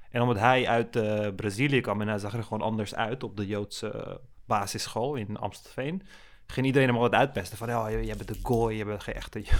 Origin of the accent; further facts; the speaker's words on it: Turkey; Want als, je, als Turk zijn, dan kun je ook van bepaalde Arabische muziek genieten.